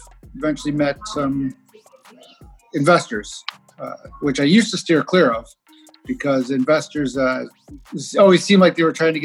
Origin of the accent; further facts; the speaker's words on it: Chicago, Illinois, United States; moved away; I'm originally from Chicago. We call those two flats there. Here they call them duplexes